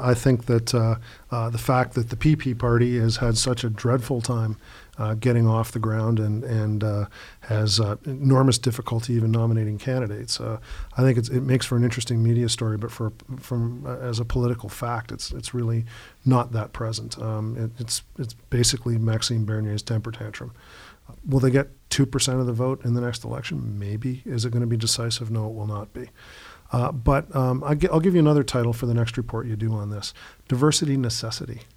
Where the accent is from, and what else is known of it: Canada